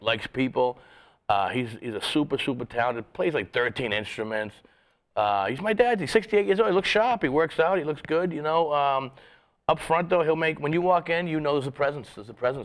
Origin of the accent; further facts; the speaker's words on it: Boston, Massachusetts, United States; also born or lived in Las Vegas; I grew up in Boston